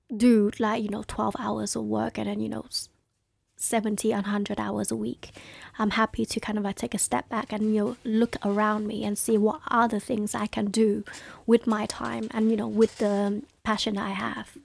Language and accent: English; London, United Kingdom; also born or lived in Hai Phong, Vietnam; I grew up in Newham.